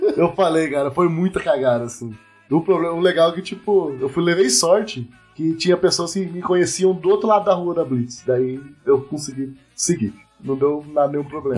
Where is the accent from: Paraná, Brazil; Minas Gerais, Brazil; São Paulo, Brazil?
Paraná, Brazil; São Sebastião da Amoreira; moved away as an adult; now in Curitiba, Brazil; Eu não moro, não sou de Curitiba. Eu vim do interior do Paraná, que é uma cidade de São Sebastião da Moreira. Tem 9 mil habitantes somente.